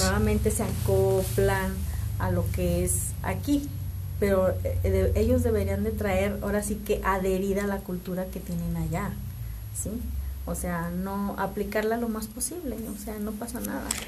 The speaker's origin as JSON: {"language": "Spanish", "country": "Mexico"}